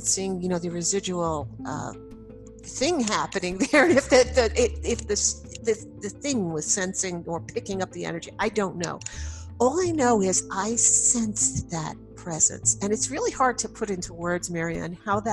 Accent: Long Island, New York, United States; I grew up on Long Island, New York

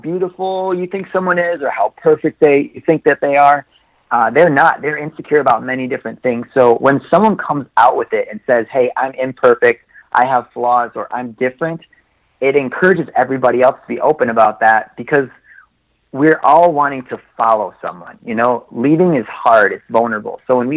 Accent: Oshkosh, Wisconsin, United States; I grew up in Oshkosh, Wisconsin

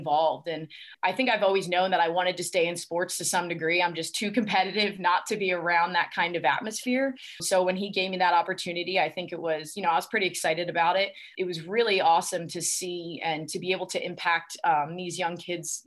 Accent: Easton, Pennsylvania, United States; from Easton, Pennsylvania. I love my hometown.

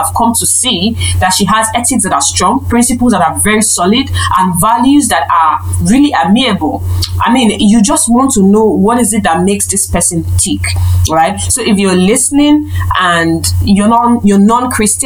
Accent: Delta, Nigeria; I'm from Delta State. If you're listening, Delta State is a state in Nigeria, and particularly that's my state of origin.

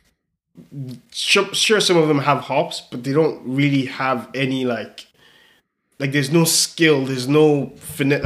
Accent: Nigeria; I'm Nigerian

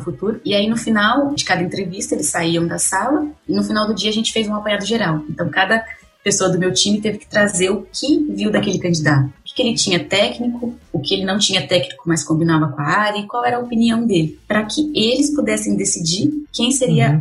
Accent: Pederneiras, São Paulo, Brazil; accent: interior paulista (caipira R); sou do interior de São Paulo, acho que o sotaque entrega um pouco, né? Ele é bem puxado ainda, tem um R bem. Não. sou de Pederneiras

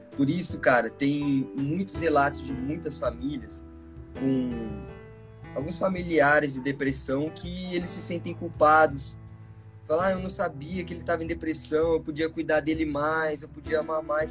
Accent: Bauru, São Paulo, Brazil; sou de Bauru, sou de Bauru, São Paulo, moro aqui há mais de 20 anos já.

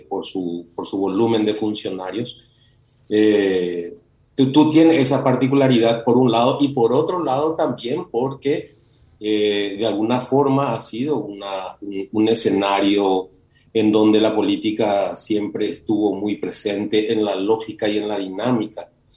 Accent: Paraguay; en nuestro país

